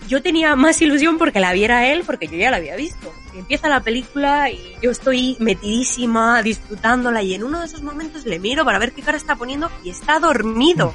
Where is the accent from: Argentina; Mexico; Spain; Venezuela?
Spain; Granada, Andalusia; moved away as an adult; now in Madrid, Spain; Yo soy de Granada y me vine a Madrid, a la gran ciudad, a, a estudiar estudiar a la universidad